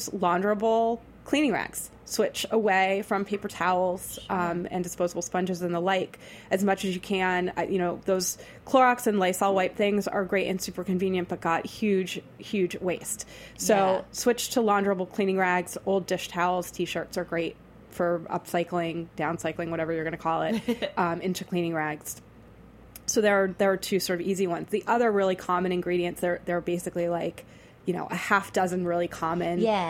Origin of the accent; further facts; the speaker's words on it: Boston, Massachusetts, United States; I'm from Boston